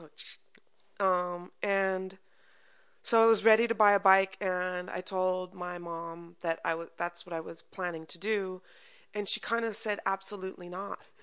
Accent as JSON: {"language": "English", "town": "Culver City", "region": "California", "country": "United States", "tie": "born or raised there", "said": "I grew up in Culver City"}